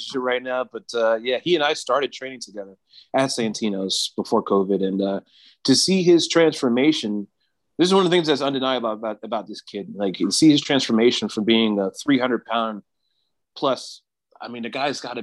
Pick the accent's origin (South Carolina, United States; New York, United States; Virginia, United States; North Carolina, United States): South Carolina, United States; now in California, United States; South Carolina is where I'm from originally